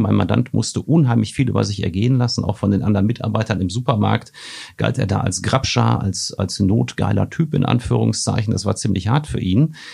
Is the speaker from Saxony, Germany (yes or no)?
no; Marl in the Ruhr area, North Rhine-Westphalia, Germany; in meiner Heimatstadt Mal im Ruhrgebiet